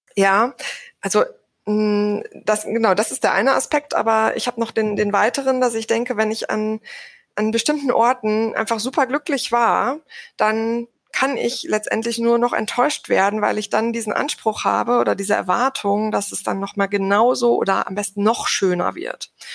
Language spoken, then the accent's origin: German; Sauerland, North Rhine-Westphalia, Germany; also born or lived in Cologne; ich komme ursprünglich aus dem Sauerland